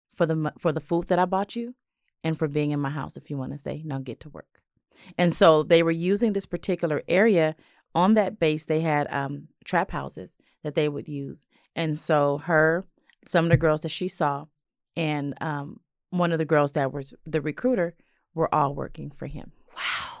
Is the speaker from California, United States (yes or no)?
yes; Los Angeles, California, United States; I grew up in South